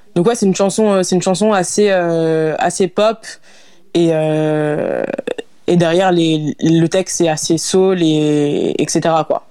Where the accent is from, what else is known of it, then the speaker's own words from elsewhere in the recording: Lyon, Auvergne-Rhône-Alpes, France; also born or lived in Lille; j'ai grandi à Lyon. Euh, donc, j'ai déménagé à, Lyon quand j'avais 6 ans environ.